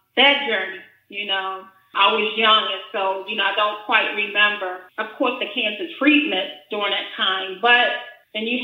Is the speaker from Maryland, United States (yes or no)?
yes; Baltimore, Maryland, United States; I'm currently in Baltimore, Maryland. I was born and raised actually in Southwest Baltimore, not too far from Ravens Stadium